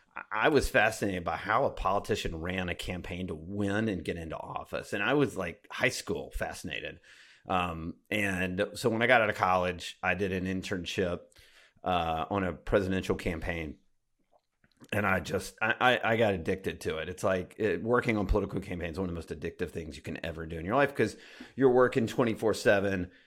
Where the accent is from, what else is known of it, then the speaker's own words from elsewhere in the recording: Alabama, United States; I grew up in Alabama